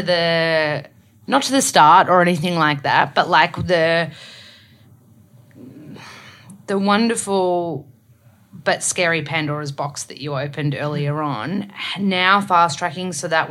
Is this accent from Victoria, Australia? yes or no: yes; Melbourne, Victoria, Australia; also born or lived in Sydney; I'm from Melbourne